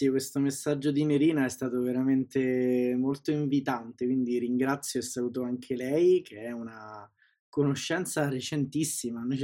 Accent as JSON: {"language": "Italian", "region": "Sicily", "country": "Italy", "tie": "born or raised there", "moved": "yes", "lives_now": "Rome, Italy", "said": "E nella vita vivo a Roma, sono siciliano, sono nato in Sicilia, anche se il mio accento è un po' lo, lo controlla e vive a Roma da 15 anni"}